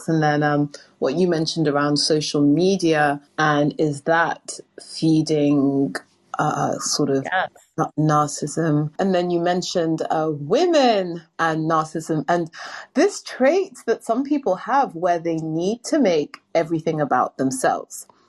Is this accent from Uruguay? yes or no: no; London, United Kingdom; London, England.